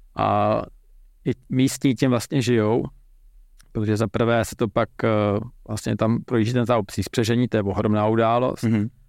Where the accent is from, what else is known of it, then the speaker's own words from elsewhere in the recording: Czechia; jako Čech